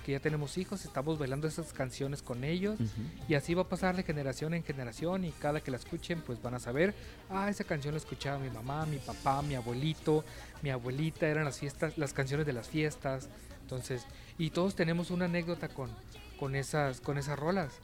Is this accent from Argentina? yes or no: no; Baja California, Mexico; acá los que somos de Baja California